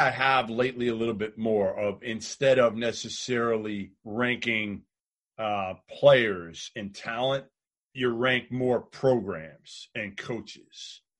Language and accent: English; Boston, Massachusetts, United States; I'm from Boston.